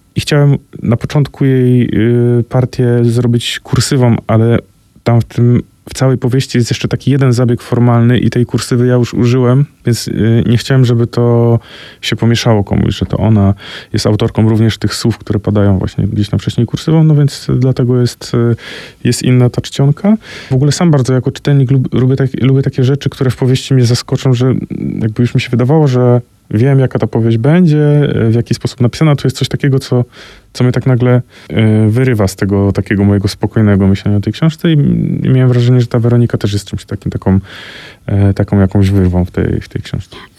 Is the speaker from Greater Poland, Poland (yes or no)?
yes; Koło, Greater Poland, Poland; moim rodzinnym miasteczku